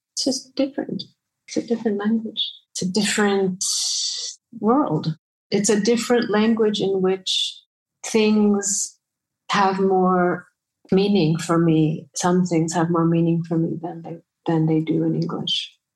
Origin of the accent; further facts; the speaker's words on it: New England, United States; first language Bengali; English is a second language; moved away as an adult; also born or lived in London; now in Rome, Italy; I grew up in New England